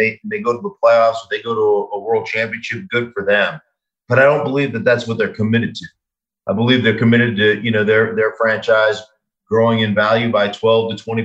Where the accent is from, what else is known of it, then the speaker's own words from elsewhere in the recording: Anchorage, Alaska, United States; I grew up in Anchorage, Alaska